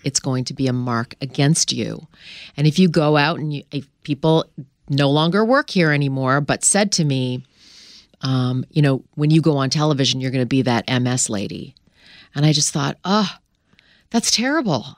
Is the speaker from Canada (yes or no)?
yes; Canada; I grew up in Canada